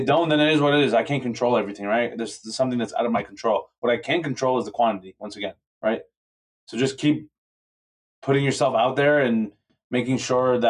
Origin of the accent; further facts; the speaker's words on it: Toronto, Ontario, Canada; I'm from Toronto